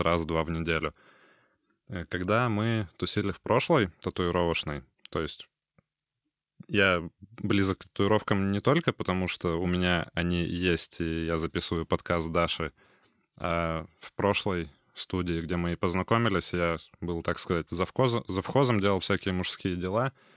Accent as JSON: {"language": "Russian", "town": "Kurgan", "region": "Kurgan Oblast", "country": "Russia", "tie": "born or raised there", "moved": "yes", "lives_now": "Kaliningrad, Russia", "said": "Я, например, из Кургана уехал в 2008 м"}